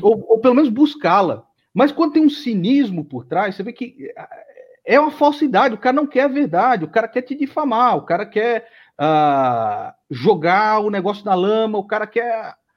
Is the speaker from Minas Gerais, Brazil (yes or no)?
no; São Paulo, Brazil; eu nasci em São Paulo, mas a minha família toda é, entendeu? A minha mãe é nordestina